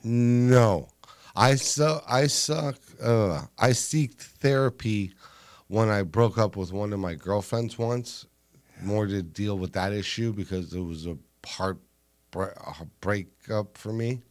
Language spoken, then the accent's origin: English; Los Angeles, California, United States; I'm from Los Angeles